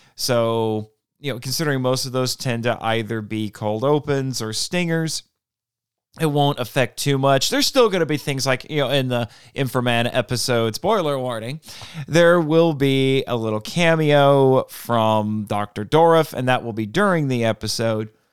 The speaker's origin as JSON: {"language": "English", "country": "United States", "said": "I, as an American"}